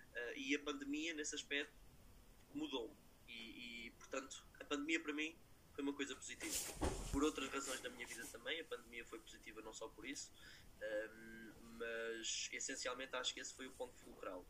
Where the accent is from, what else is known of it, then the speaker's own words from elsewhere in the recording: Lisbon, Portugal; Eu sou de Lisboa